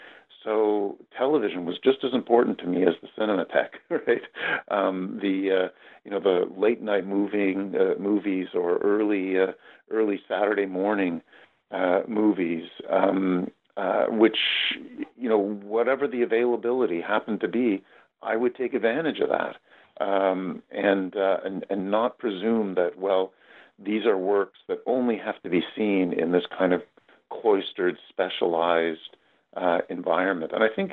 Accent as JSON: {"language": "English", "town": "Toronto", "region": "Ontario", "country": "Canada", "tie": "born or raised there", "said": "That's right. Yes."}